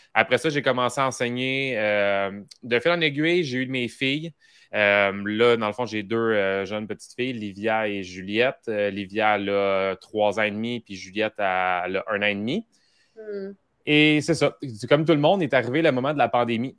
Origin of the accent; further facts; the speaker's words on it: Mascouche, Quebec, Canada; j'étais de Mascouche